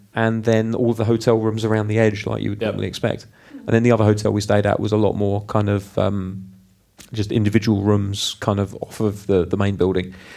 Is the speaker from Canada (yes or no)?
no; United Kingdom; I'm British